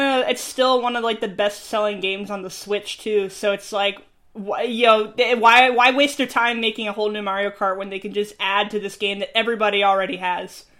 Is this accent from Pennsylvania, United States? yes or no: no; New York, United States; I'm from New York